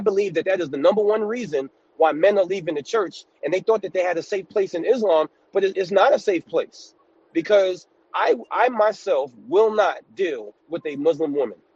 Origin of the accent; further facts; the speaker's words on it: New York City, New York, United States; moved away as an adult; now in upstate New York, United States; I'm from New York City, but I live in upstate New York